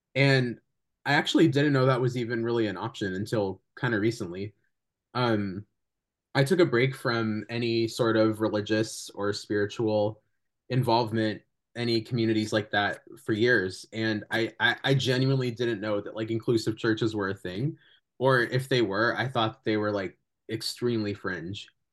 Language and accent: English; California, United States; I'm really grateful that I'm from California